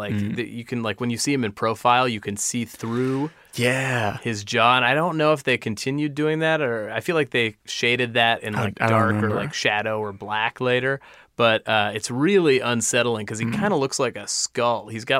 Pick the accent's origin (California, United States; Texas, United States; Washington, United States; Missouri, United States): California, United States; Los Angeles; where I grew up. I love you, L.A. I felt bad shitting on my hometown.